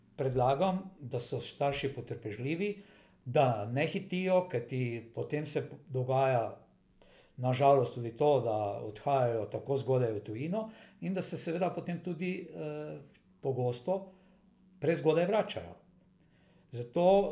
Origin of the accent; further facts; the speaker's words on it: Slovenia